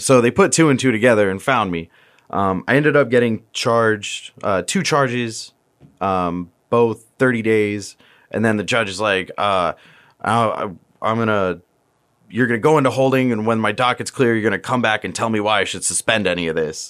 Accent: Virginia, United States; moved away as an adult; also born or lived in Tampa, Florida; now in Florida, United States; we're from Virginia

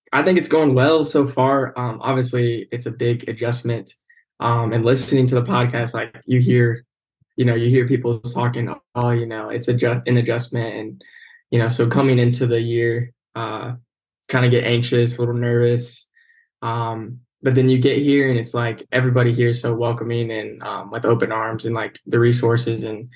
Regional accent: Waynesville, Ohio, United States; I'm from Waynesville, Ohio. It's like in between Cincinnati and Dayton. I graduated there in 2019

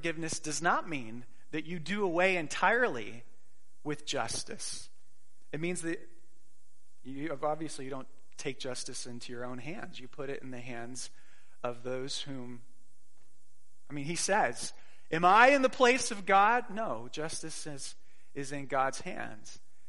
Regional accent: Phoenix, Arizona, United States; moved away; I grew up in Phoenix and we went to the Fiesta Bowl quite a bit as children

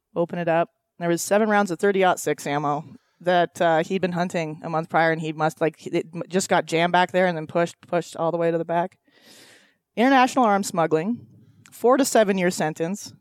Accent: Loomis, Washington, United States; I grew up on a ranch up in Washington, ten minutes south of the Canadian border

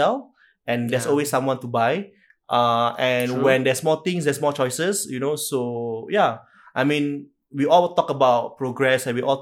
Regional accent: Singapore

